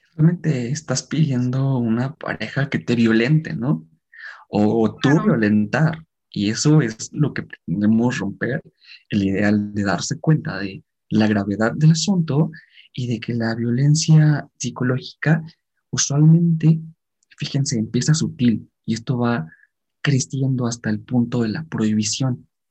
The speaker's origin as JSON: {"language": "Spanish", "country": "Mexico", "said": "como mexicanos"}